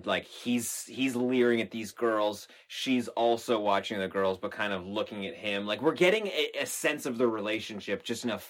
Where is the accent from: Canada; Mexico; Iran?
Canada; we're from Canada